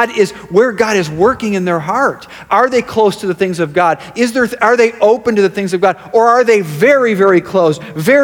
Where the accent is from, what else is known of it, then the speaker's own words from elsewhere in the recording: Rochester, New York, United States; I was born in Rochester, New York.